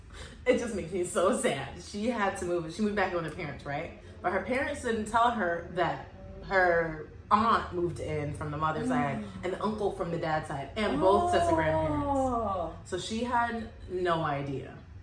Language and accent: English; Alaska, United States; moved away; also born or lived in Texas; when I moved from Alaska to Texas, I didn't know just moving out of Alaska period, there's going to be a giant culture shock, because growing up in Alaska